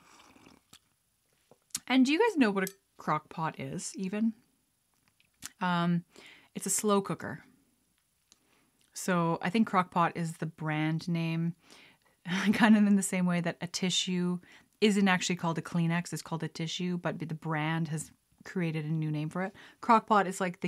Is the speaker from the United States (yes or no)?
no; Lethbridge, Alberta, Canada; moved away; Growing up in Alberta, like in Lethbridge